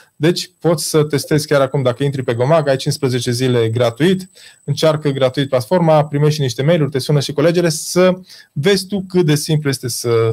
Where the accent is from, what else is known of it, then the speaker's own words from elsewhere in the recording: Baia Mare, Maramureș County, Romania; noi suntem din Baia Mare, așa vorbim noi